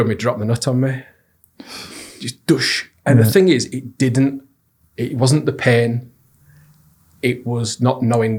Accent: Wakefield, Yorkshire and the Humber, United Kingdom; growing up in Wakefield

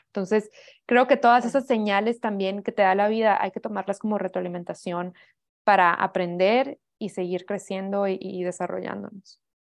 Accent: Hermosillo, Sonora, Mexico; yo soy de Hermosillo, Sonora. Ahí me crié toda mi vida

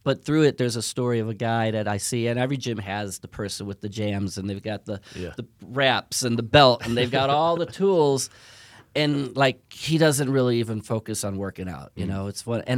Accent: Chicago, Illinois, United States; I'm from Chicago.

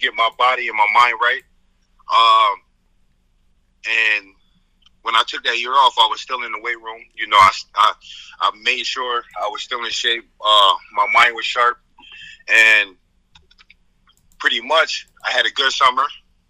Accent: Syracuse, New York, United States; growing up in Syracuse, you know, really growing up, I really didn't have much in Syracuse

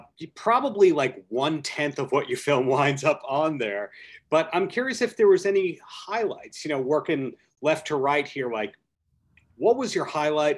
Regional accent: Long Beach, New York, United States; Anyone of you four ever been to my hometown, Long Beach, on Long Island?

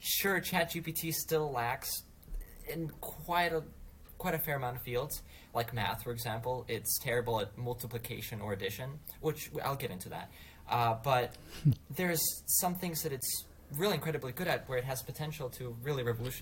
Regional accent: Russia; I'm from Russia.

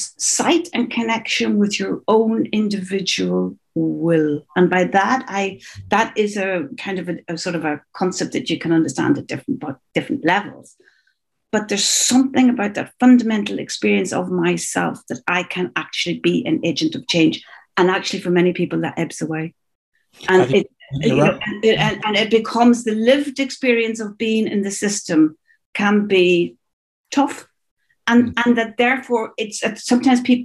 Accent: Northern Ireland, United Kingdom; moved away as an adult; also born or lived in Dublin, Ireland / New York, United States; I was brought up in Northern Ireland, this very disrupted, particularly teenage life. I went to Trinity College at 18 and I wanted to escape the North

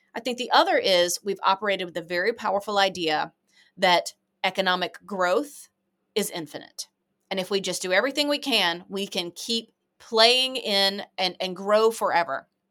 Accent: United States; as an American

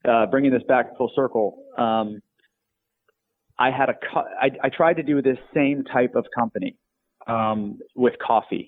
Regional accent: Tampa, Florida, United States; moved away as an adult; also born or lived in Atlanta; I moved back to Tampa

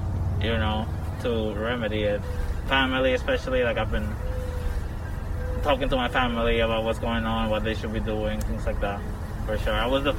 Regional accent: New York City, New York, United States; I'm from Queens

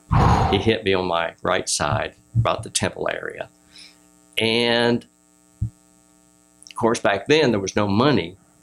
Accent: Ohio, United States

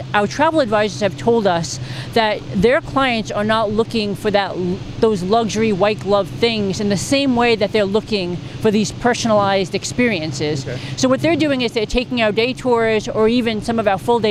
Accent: New York City, New York, United States; my hometown and one of the greatest cities in the world

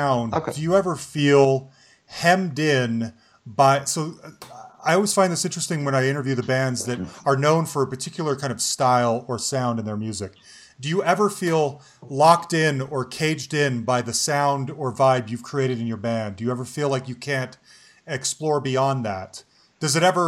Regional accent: Salt Lake City, Utah, United States; moved away; I'm originally from Salt Lake City

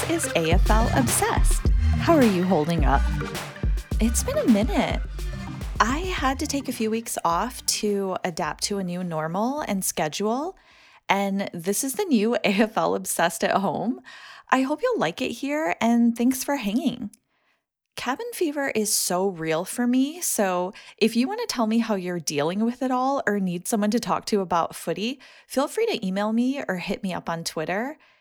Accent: United States; As an American

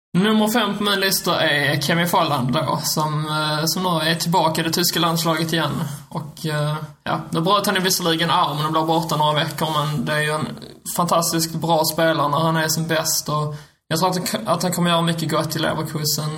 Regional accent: Skåne, Sweden; som en skåning

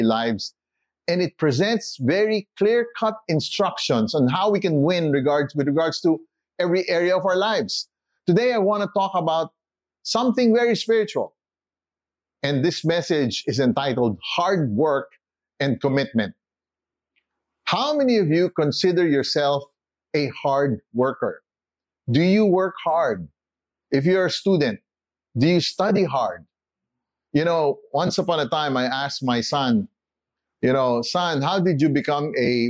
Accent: Philippines; also born or lived in United States; I was born in the Philippines

